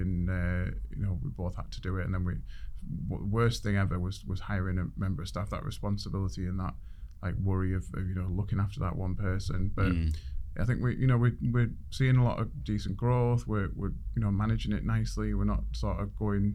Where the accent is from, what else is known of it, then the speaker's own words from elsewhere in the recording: Middlesbrough, North East England, United Kingdom; moved away as an adult; now in Rotherham, United Kingdom; Middlesbrough is my hometown